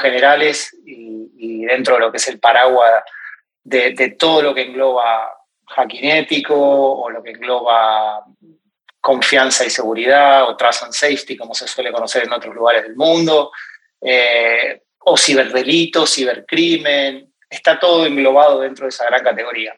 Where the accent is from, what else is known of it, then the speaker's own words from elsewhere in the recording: Argentina; moved away as an adult; also born or lived in Ireland / United States; now in New York, United States; hace ya cinco años que, que me fui de Argentina aproximadamente, para aceptar una oferta de trabajo